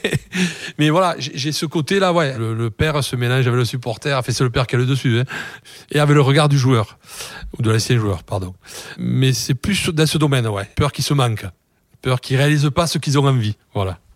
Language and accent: French; Toulouse, Occitania, France; je suis toulousain